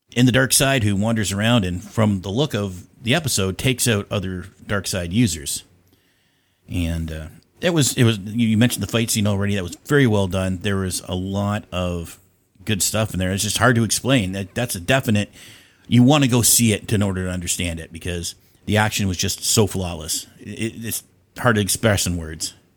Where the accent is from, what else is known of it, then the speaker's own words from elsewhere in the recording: Canada; now in Ontario, Canada; I am also from Canada